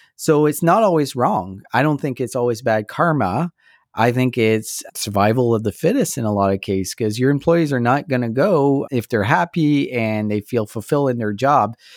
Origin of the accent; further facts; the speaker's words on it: Canada; I'm so proud to be Canadian.